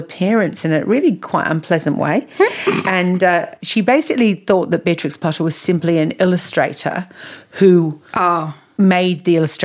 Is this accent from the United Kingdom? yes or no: yes; England, United Kingdom; I grew up in England, and we had a beautiful wood at the back of our house